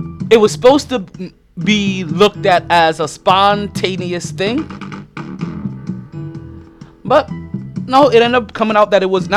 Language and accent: English; United States